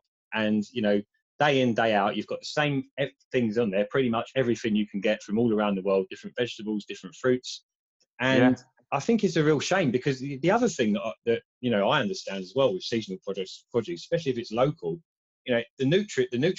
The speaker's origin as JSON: {"language": "English", "area": "Kent", "region": "South East England", "country": "United Kingdom", "said": "I come from Kent originally."}